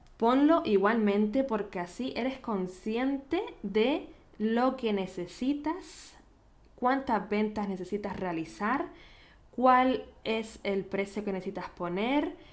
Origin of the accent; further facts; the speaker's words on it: Canary Islands, Spain; accent: Canarian; now in Vienna, Austria; nacida en Canarias